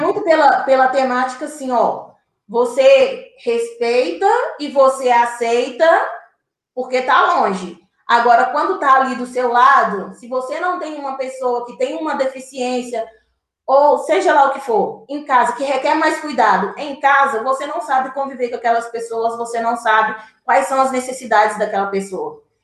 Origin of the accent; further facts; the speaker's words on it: born in Diamantina, Minas Gerais, Brazil; now in Contagem, Brazil; Eu sou de Minas Gerais, eu nasci em Diamantina